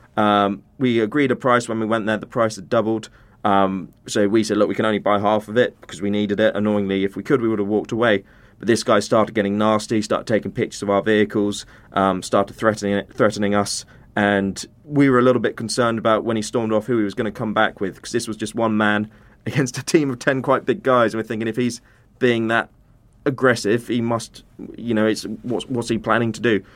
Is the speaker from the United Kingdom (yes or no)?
yes; United Kingdom; British humanitarian workers